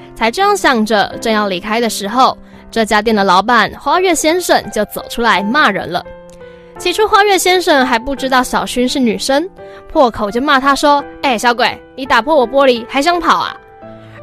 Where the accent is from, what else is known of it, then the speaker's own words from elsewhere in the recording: Taiwan; 我们台湾人是过在八月八号的爸爸节